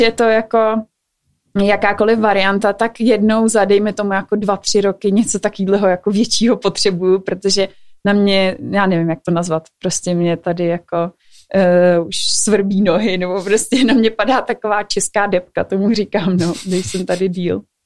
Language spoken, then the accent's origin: Czech; Czechia; jako Češi